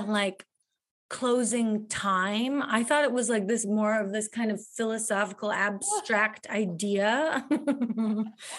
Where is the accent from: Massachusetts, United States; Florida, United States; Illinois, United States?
Illinois, United States; Chicago; being from Chicago